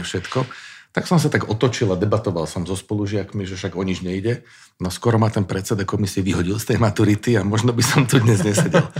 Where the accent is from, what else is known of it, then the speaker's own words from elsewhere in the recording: Záhorie, Slovakia; ja som mal možnosť vyrastať na záhorí uprostred takého borovicového lesa